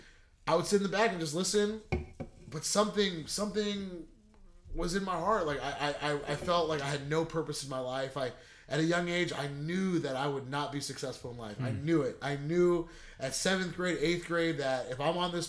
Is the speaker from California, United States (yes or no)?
yes; La Quinta, California, United States; I grew up in La Quinta, California, and I grew up in the Cove